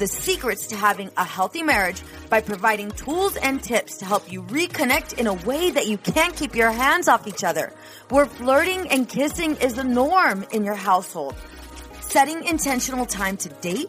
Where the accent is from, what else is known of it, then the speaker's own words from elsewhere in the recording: Southern California, United States; moved away as an adult; also born or lived in New York; I'm from Southern California.